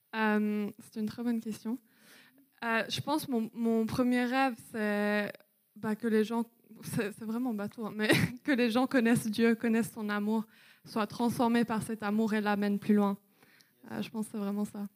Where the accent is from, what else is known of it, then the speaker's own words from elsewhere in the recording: Wales, United Kingdom; moved away; j'ai grandi au Pays de Galles. Donc euh, voilà, pendant sept ans